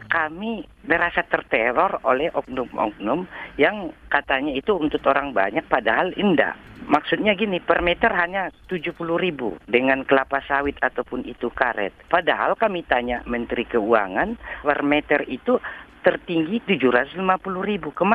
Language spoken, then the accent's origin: Indonesian; North Sumatra, Indonesia; Di kampung halaman saya juga di Tapanuli Selatan, tanah adat saya dibuat tambang Mas Martabe.